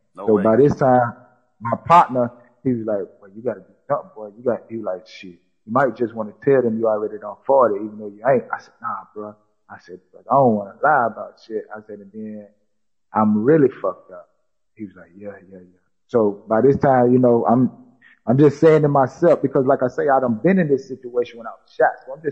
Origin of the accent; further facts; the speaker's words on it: South Carolina, United States; I said, I'm not even from Florida. I said, I'm from South Carolina. I said, I got to get back up top.